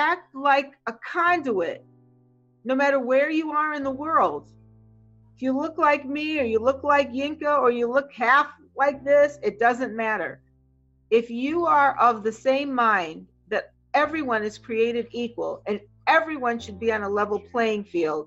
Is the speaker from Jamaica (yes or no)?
yes; Jamaica; now in United States; in all my years of living in this country, because I'm Caribbean, I'm from Jamaica